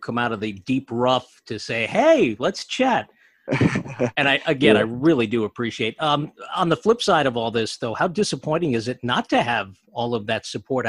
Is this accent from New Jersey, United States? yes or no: yes; New Jersey, United States; I grew up in Central Jersey too.